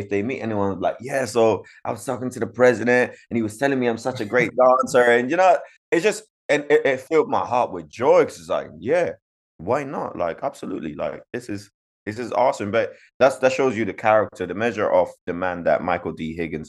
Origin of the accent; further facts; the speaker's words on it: Zimbabwe; Because, you know, I come from Zimbabwe